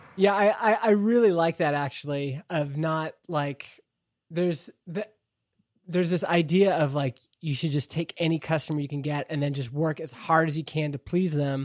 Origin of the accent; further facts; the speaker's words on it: Canada; me being a Canadian shareholder in this American company